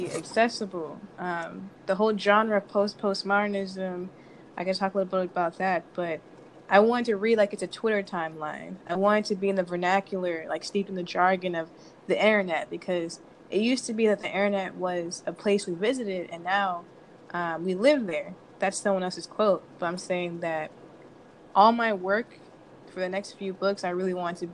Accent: Arlington, Texas, United States; moved away as an adult; also born or lived in St. Louis, Missouri; now in Los Angeles, United States; I'm originally from Arlington, Texas, which some would say Dallas. I've been here 1 year in LA. I'm a transplant.

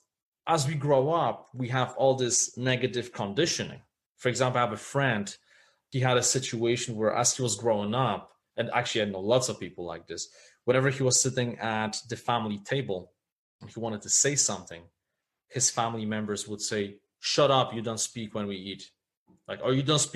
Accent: Poland; when I was growing up in Poland

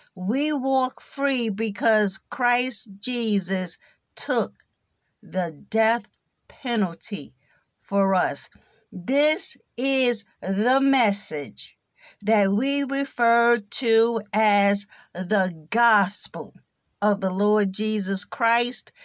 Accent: United States; accent: American English; first language English; American English is my native tongue

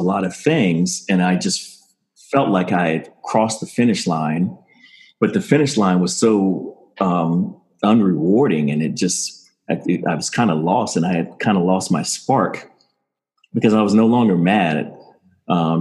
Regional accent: Maryland, United States; also born or lived in Pacific Palisades / Palm Springs; I grew up in Maryland

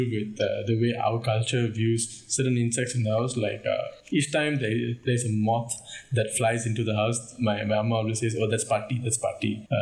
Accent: India; accent: Indian; I'm sorry that I don't sound very Indian on a daily basis. I'm just used to speaking like this.

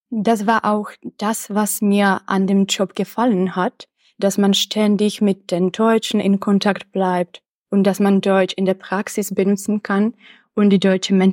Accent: České Budějovice, South Bohemian Region, Czechia; also born or lived in Prague; Zuerst habe ich an der Philosophischen Fakultät in meiner Heimatstadt Budweis das Bachelorstudium absolviert und dann habe ich das Masterstudium an der Pädagogischen Fakultät der Karls-Universität in Prag abgeschlossen.

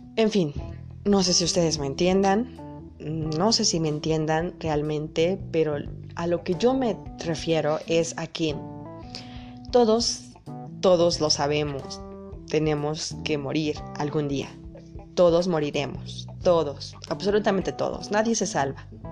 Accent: Puebla, Mexico; Yo soy de México, de Puebla exactamente

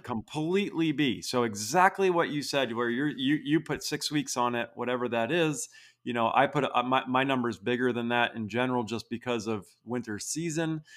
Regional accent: Vermont, United States; now in Utah, United States; I grew up in Vermont.

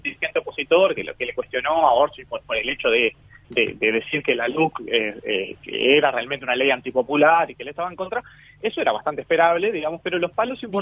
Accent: Canelones, Uruguay; yo como canario orgulloso

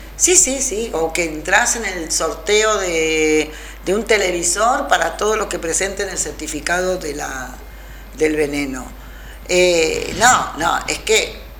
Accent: Rosario, Santa Fe, Argentina; moved away as an adult; also born or lived in Spain; now in Traslasierra, Argentina; Yo me vine a Rosario, que era de donde había salido.

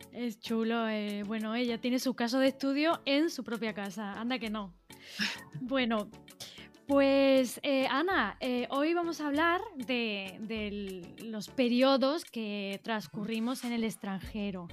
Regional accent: Spain; moved away as an adult; also born or lived in Naples; fue Madrid, fue mi, mi país de origen

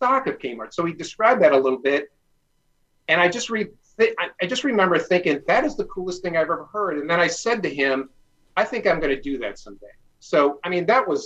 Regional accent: Detroit, Michigan, United States; I grew up in the Detroit area

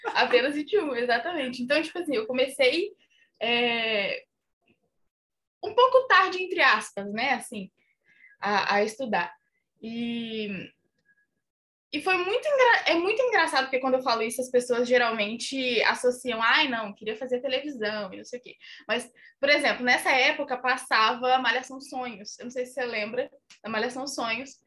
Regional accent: Minas Gerais, Brazil; eu cresci em Minas, numa cidade muito pequena

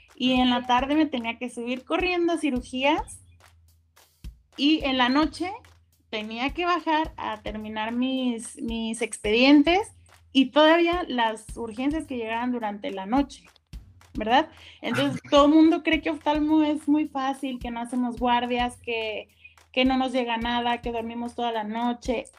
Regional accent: Guadalajara, Jalisco, Mexico; yo soy de aquí de Guadalajara

